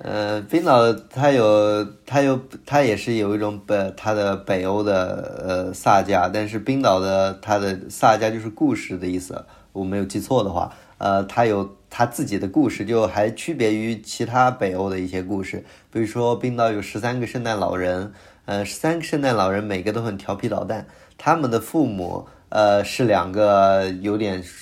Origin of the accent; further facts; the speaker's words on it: Kunming, Yunnan, China; moved away as an adult; also born or lived in Ningbo; now in Switzerland; 我是在中国出生长大，在来自云南昆明，嗯，在宁波念的本科，在学习本科学习结束后呢，我来到瑞士，呃，继续我的硕士学习，然后马上我要开始在瑞士进行我的博士学习